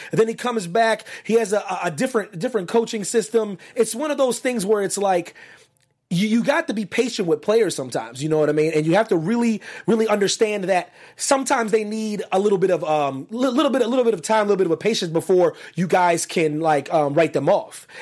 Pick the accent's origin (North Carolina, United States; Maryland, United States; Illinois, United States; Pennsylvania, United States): Pennsylvania, United States; Pennsylvania area, United States; also born or lived in Washington, D.C. area; I'm from the Pennsylvania area. I lived in the tri-state area, the D C area